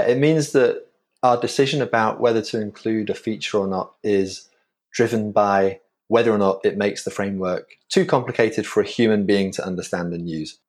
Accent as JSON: {"language": "English", "town": "York", "region": "Yorkshire and the Humber", "country": "United Kingdom", "moved": "as an adult", "lives_now": "New York, United States", "said": "I, I hail originally from Old York in the U K."}